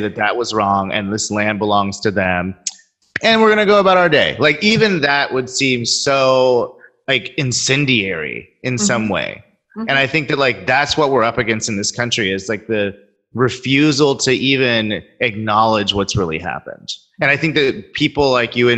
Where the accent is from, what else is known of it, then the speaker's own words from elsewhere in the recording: Sacramento, California, United States; growing up in Sacramento